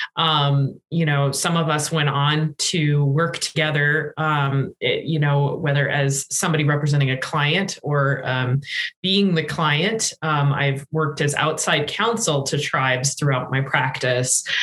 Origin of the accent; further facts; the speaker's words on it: Rapid City, South Dakota, United States; moved away; also born or lived in Minnesota; I'm also from South Dakota. I grew up in Rapid City